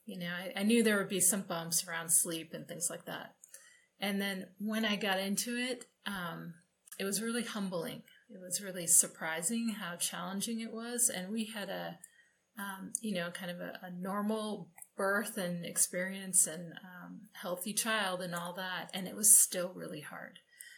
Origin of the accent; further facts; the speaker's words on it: New Hampshire, United States; now in Colorado, United States; Okay, number one, I was born and raised in New Hampshire, but now live in Colorado.